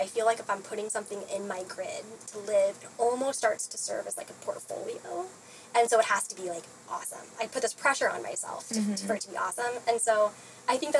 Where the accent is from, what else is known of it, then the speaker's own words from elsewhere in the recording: Kansas, United States; I grew up in Kansas, so to me, it's just home.